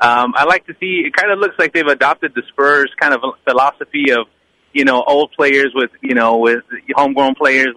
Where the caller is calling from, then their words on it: Richmond, United States; from Richmond.